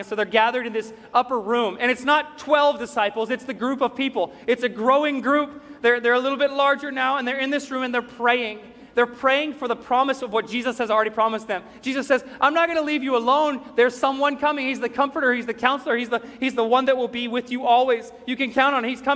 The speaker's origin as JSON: {"language": "English", "town": "Greeneville", "region": "Tennessee", "country": "United States", "tie": "born or raised there", "said": "my farm that I grew up on in Greenville, Tennessee"}